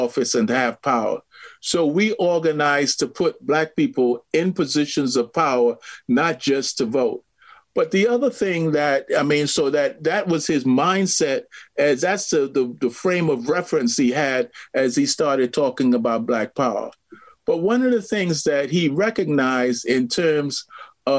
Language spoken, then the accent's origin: English; Trinidad & Tobago; I grew up in Trinidad